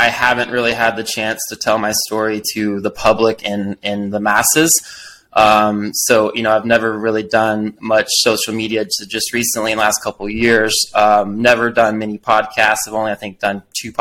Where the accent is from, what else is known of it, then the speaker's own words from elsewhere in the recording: Destin, Florida, United States; moved away as an adult; also born or lived in Arkansas; now in Colorado, United States; I left Destin, Florida. I grew up in the Gulf Coast.